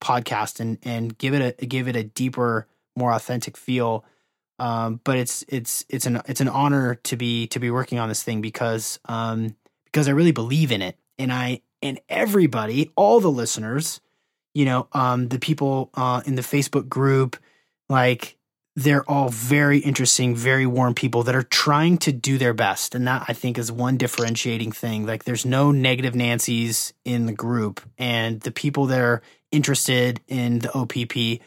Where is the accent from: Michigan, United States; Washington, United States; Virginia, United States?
Washington, United States; Seattle; I grew up in Seattle where there's just the best microbrews on the planet